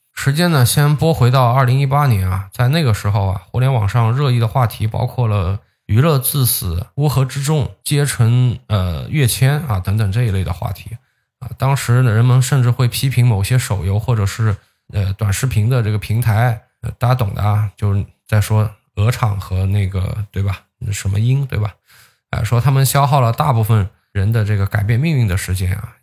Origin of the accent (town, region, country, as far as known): China